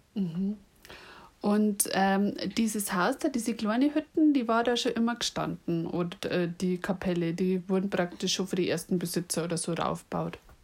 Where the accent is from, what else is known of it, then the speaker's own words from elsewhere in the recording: Munich, Bavaria, Germany; accent: Lower Bavarian; Ich bin übrigens eher aus München und ich rede tatsächlich Dialekt.